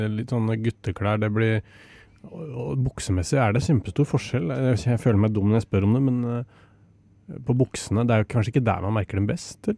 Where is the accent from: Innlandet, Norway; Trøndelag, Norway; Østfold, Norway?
Innlandet, Norway; Otta; fra Otta, og det er sauer overalt.